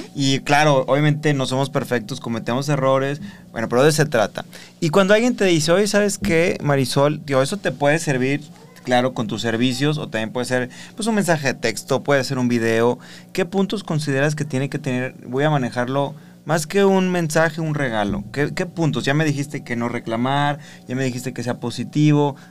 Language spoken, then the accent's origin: Spanish; Mexico; Socialmente los mexicanos celebramos la vida